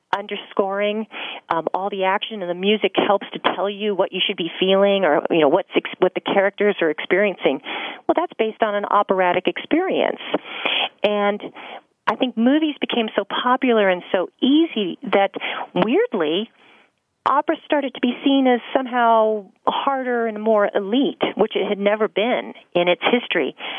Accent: Los Angeles, California, United States; I grew up here in Los Angeles

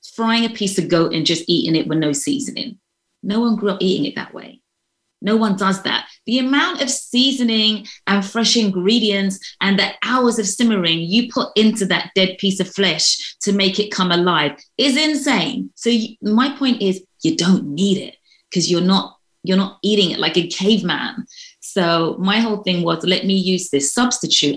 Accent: London, United Kingdom; moved away as an adult; now in United States; I'm from London, so I consider I've lived quite a privileged life

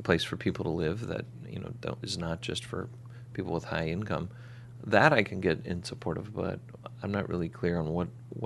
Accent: Phoenix, Arizona, United States; moved away; I'm from Phoenix

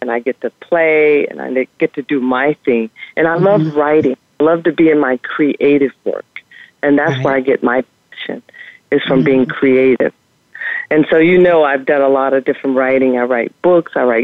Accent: Louisiana, United States; we grew up pretty poor in the South, Louisiana

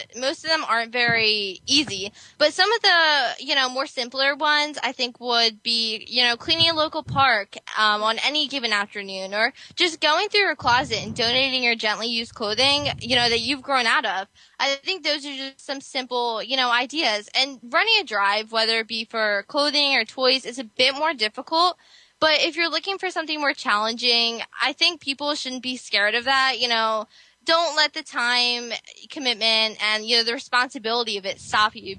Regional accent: New Jersey, United States; I'm from New Jersey

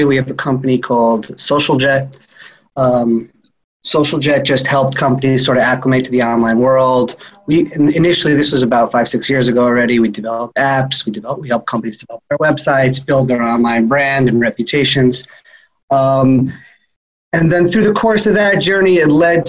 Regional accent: New York City, New York, United States; I'm originally from Queens, New York

